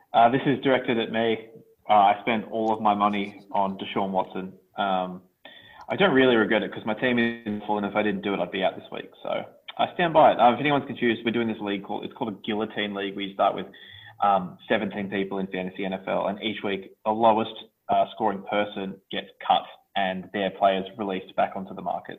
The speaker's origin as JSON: {"language": "English", "town": "Sydney", "region": "New South Wales", "country": "Australia", "tie": "born or raised there", "said": "growing up in the Canterbury Bankstown area"}